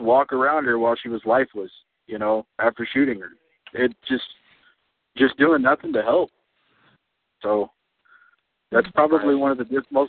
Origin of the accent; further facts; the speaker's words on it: Texas, United States; moved away as an adult; also born or lived in Idaho; I was born and raised in Texas. So, I mean, I grew up there. You know, I just decided that, you know, that's why I came to Idaho to go to college.